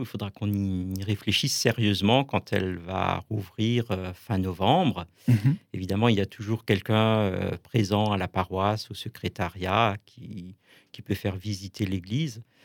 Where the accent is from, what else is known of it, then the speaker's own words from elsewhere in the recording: Kolbsheim, Grand Est, France; dans la paroisse où j'ai grandi en fait à Kolbsheim